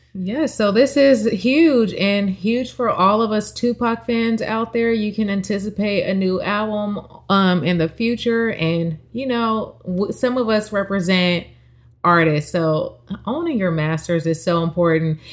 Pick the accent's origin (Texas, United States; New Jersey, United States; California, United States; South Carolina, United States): California, United States; that's my home state and where I'm registered to vote